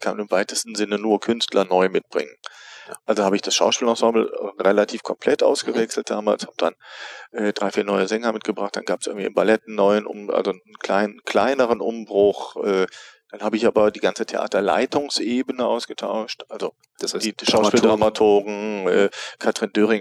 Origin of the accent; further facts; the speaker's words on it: Neuss, North Rhine-Westphalia, Germany; also born or lived in Paris / Bielefeld / Mannheim / Cologne; now in Bremerhaven, Germany; geboren im Rheinland in Neuss